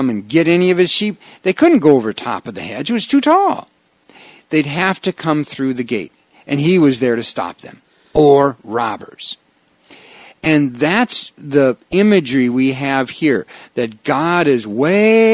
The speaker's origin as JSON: {"language": "English", "town": "Wausau", "region": "Wisconsin", "country": "United States", "tie": "born or raised there", "said": "I grew up in Wausau, Wisconsin, we call it Rib Mountain"}